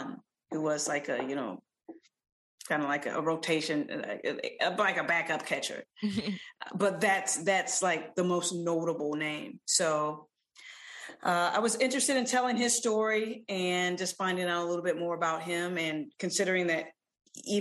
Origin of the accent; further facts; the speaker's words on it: St. Louis, Missouri, United States; before I came of age as a baseball fan in St. Louis